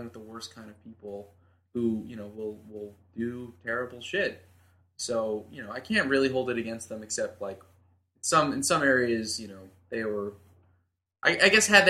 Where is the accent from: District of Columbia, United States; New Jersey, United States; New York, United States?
New York, United States; New York City; I grew up in Staten Island